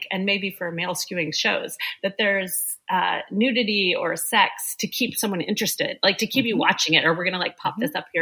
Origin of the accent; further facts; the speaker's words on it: Oklahoma, United States; moved away; I grew up in Oklahoma